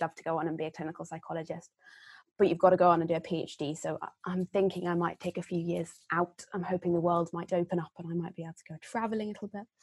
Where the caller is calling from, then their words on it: Exeter, South West England, United Kingdom; Um, so I'm dialing in from Exeter, um, where I'm currently in my third year at university.